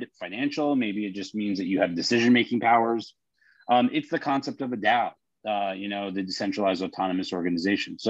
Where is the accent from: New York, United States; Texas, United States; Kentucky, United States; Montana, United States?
New York, United States; I'm a New Yorker